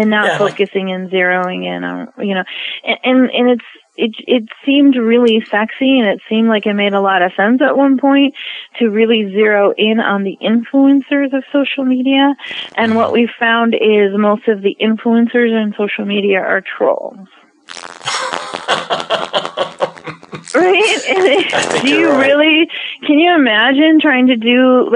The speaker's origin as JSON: {"language": "English", "country": "United States", "said": "I'm an American"}